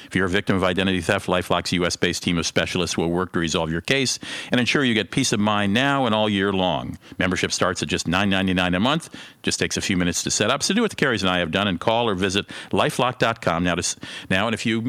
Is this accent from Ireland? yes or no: no; Germany; As Americans, of course, the fact that I grew up in Germany, can't pronounce French, never helps.